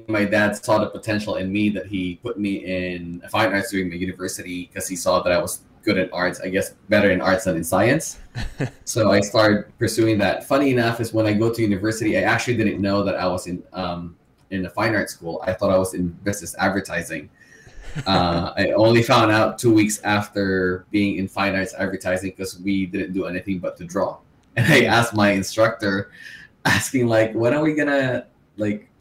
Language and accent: English; Philippines; moved away as an adult; now in Vancouver, Canada; So I'm from Philippines. I was born and raised in Philippines. I moved to Vancouver, Canada for about 8 years ago.